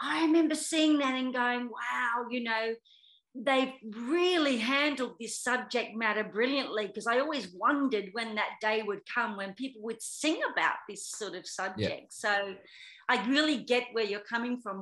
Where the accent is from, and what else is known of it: Australia; also born or lived in United Kingdom